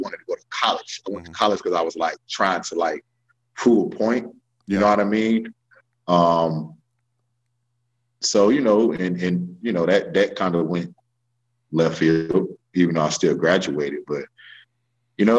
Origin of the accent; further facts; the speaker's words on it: Raleigh, North Carolina, United States; I'm from Raleigh, North Carolina. But we didn't travel and stuff growing up